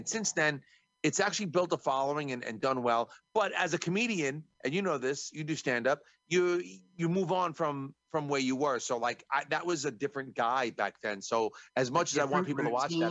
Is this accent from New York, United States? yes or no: yes; New York, United States; I'm from New York